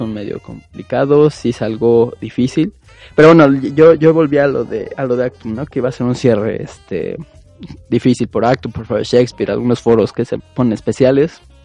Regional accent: Mexico; como mexicanos, es a lo que estamos acostumbrados

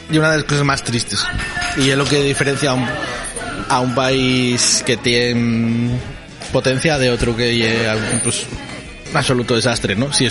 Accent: Asturias, Spain; soy uno de los pocos de la mi generación que sigue aquí en Asturias.

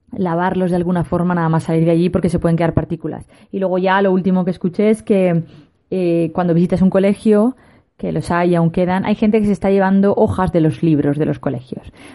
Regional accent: Spain; los españoles

